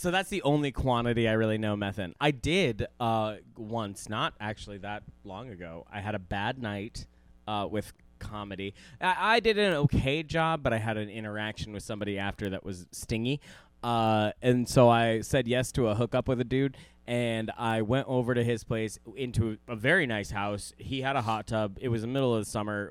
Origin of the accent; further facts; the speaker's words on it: Guam; moved away; I was born on Guam